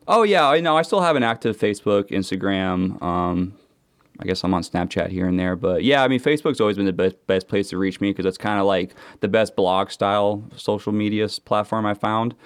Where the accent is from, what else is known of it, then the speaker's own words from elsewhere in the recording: Seattle, Washington, United States; moved away; I'm from Seattle